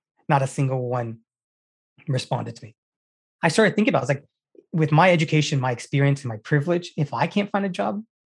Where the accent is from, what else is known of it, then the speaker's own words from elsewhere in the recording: Cary, North Carolina, United States; moved away as an adult; also born or lived in Richmond, Virginia / Bangalore, India / New York City; I'm originally born and raised in Cary, North Carolina, and there's not many people who are actually from Cary, but, my family immigrated from India in 1969 to the U.S.